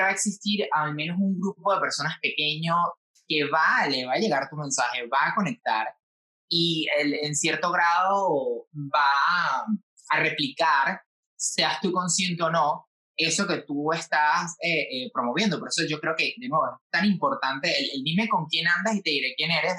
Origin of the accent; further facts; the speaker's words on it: Venezuela; moved away as an adult; now in Spain; yo me fui de Venezuela